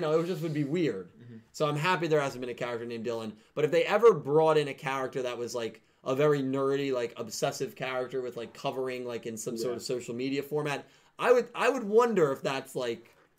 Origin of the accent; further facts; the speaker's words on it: Australia; accent: Australian; that's after hearing my Australian accent.